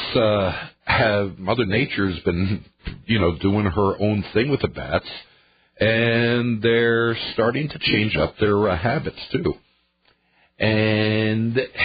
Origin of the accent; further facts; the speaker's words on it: near Rockland County, New York, United States; now in La Crosse, United States; this is coming from back in New York State. It was actually very close to my hometown